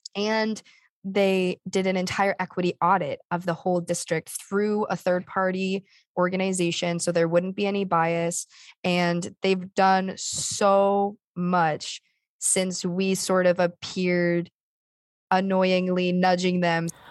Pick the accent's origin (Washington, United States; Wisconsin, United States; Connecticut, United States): Connecticut, United States; East Lyme; I grew up from the get-go in East Lyme, so I had no other, you know, from first grade through high school